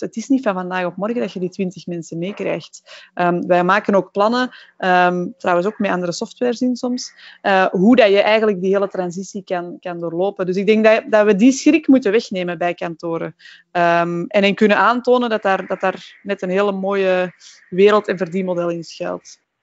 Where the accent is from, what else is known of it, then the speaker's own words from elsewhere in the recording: Belgium; we zeggen dat niet graag als Belgen